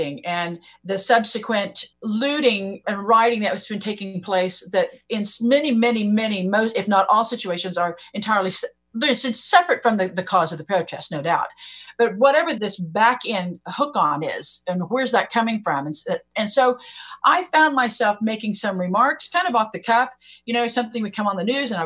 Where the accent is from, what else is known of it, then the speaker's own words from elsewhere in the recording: Oklahoma, United States; I'm from Oklahoma